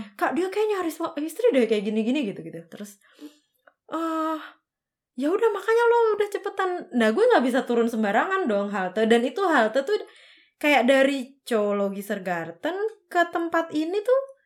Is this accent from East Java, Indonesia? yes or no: yes; Tulungagung, East Java, Indonesia; moved away as an adult; now in Germany; aku dari Jawa Timur kota paling selatan oh. namanya Tulungagung